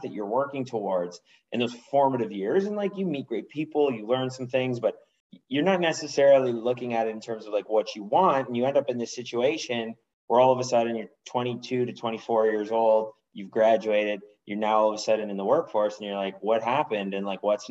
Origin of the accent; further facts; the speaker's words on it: Ottawa, Ontario, Canada; moved away; I'm from Ottawa, Canada. I've recently moved back home to Ottawa.